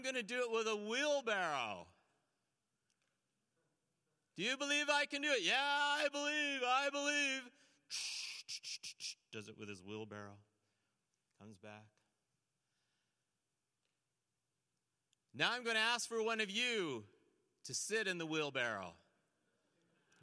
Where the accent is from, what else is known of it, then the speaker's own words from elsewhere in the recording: St. Catharines, Ontario, Canada; I grew up in St. Catharines, right near Niagara Falls, Ontario